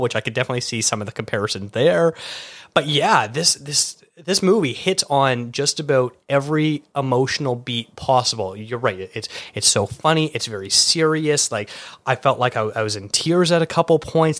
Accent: Canada; being Canadian, we didn't get MTV

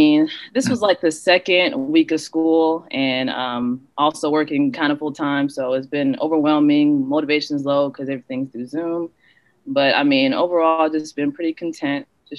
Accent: Jacksonville, Florida, United States; I'm from Jacksonville, Florida.

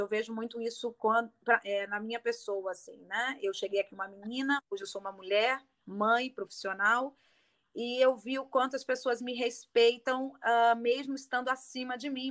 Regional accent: Rio de Janeiro, Brazil; accent: carioca; moved away as an adult; now in Berlin, Germany; Eu sou carioca, carioca, olha o sotaque

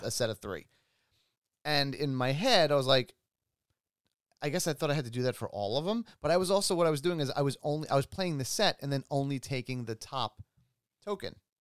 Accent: New York, United States; I grew up in New York

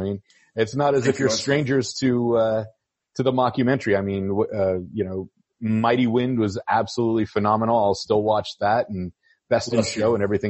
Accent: San Francisco, California, United States; moved away; I'm originally from San Francisco, so I remember hearing those stories growing up about the guy.

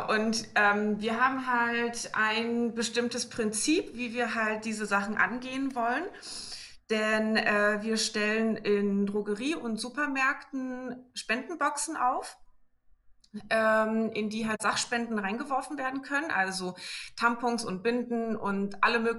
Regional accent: Berlin, Germany; ich komme aus Berlin, oh, genauso wie der Verein auch. Ich bin 27

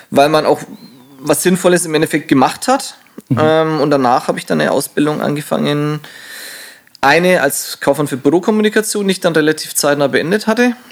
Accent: Wolkersdorf, Bavaria, Germany; also born or lived in Nuremberg; Also ich bin ähm, äh, in Nürnberg geboren, aufgewachsen mit einem Elternhaus in Wolkersdorf.

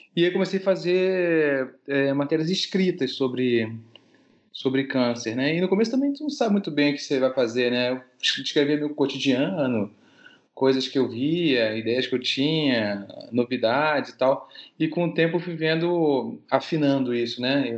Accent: Rio de Janeiro, Brazil; also born or lived in Paris / Belgium; Eu sou carioca, então eu formei no Rio de Janeiro

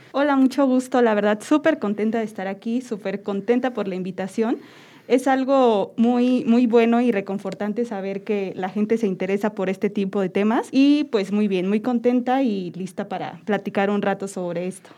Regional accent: Querétaro, Mexico; yo amo a Querétaro y pues soy queretana

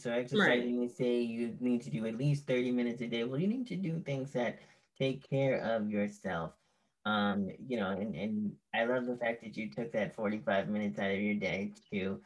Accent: New York City, New York, United States; as a New Yorker

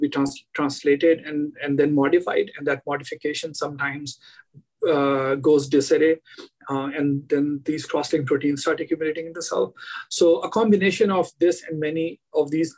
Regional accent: India; moved away as an adult; I grew up in India and did all my initial education in India

